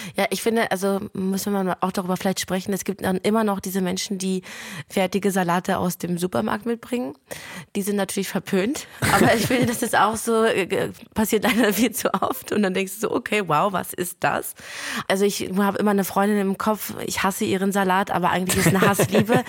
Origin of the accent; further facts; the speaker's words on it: Lithuania; moved away; bei uns in Litauen